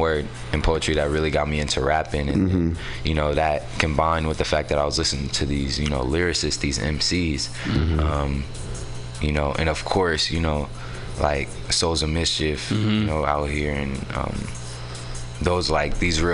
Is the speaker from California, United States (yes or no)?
yes; San Francisco, California, United States; also born or lived in Oakland; I'm from San Francisco. I was technically born in Oakland, but I was raised out here in San Francisco. I grew up in the Mo.